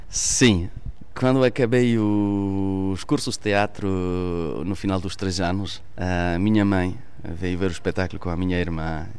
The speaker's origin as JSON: {"language": "Portuguese", "town": "Poissy", "region": "Île-de-France", "country": "France", "tie": "born or raised there", "second_language": "Portuguese", "said": "Os meus pais são portugueses, eu nasci então em França. Fui à escola em França, comecei a falar o francês"}